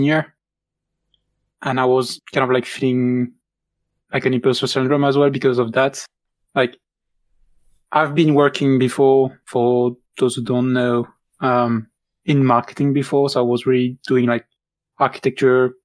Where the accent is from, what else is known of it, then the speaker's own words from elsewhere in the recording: Belgium; first language French; English is a second language; moved away as an adult; now in United Kingdom; I'm from Belgium.